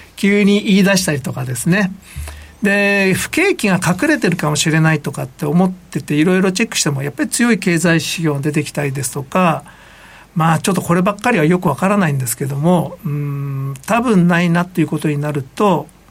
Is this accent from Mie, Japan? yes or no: yes; Iga, Mie, Japan; moved away; うちの実家みたいにど田舎